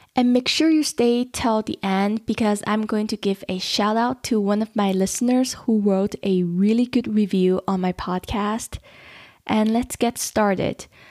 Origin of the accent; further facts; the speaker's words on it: Las Vegas, Nevada, United States; I grew up in Las Vegas